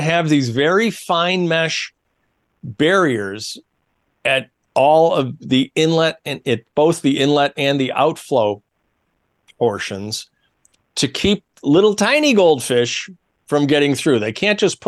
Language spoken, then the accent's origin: English; Syracuse, New York, United States; my hometown of Syracuse, New York